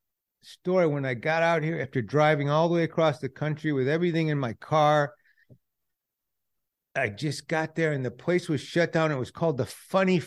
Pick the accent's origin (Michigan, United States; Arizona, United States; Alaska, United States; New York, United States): Michigan, United States; Detroit; moved away as an adult; also born or lived in Los Angeles; I'm from Detroit